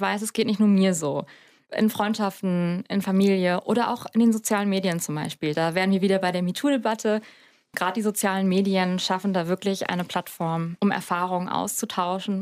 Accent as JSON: {"language": "German", "region": "Hamburg", "country": "Germany", "said": "ich komme aus Hamburg in Norddeutschland"}